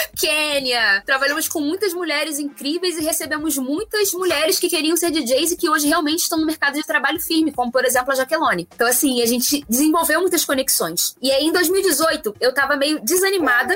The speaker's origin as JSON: {"language": "Portuguese", "town": "Nova Iguaçu", "region": "Rio de Janeiro", "country": "Brazil", "said": "Eu sou de Nova Iguaçu"}